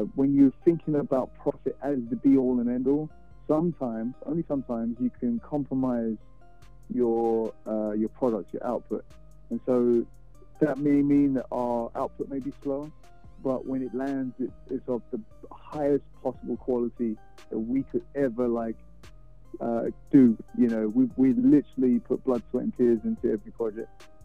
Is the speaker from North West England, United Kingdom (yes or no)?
no; London, United Kingdom; moved away as an adult; now in Houston, United States; I'm from London, uh, born and raised.